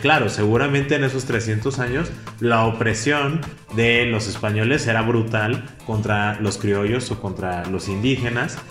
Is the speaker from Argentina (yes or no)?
no; Mexico; como México y como mexicanos